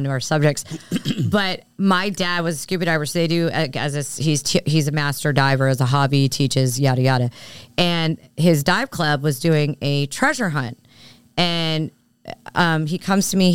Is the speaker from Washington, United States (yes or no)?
no; Philadelphia, Pennsylvania, United States; I grew up in Philly and moved away for a bit and came back, but I grew up with it